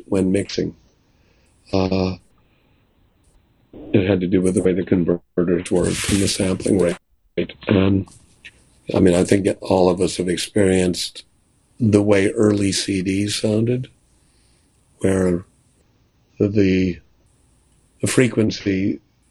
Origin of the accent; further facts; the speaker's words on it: Milwaukee, Wisconsin, United States; now in New York, United States; where I grew up in Milwaukee